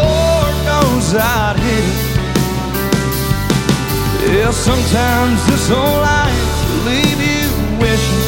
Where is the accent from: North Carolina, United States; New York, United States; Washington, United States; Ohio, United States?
North Carolina, United States; Raleigh; where I grew up in Raleigh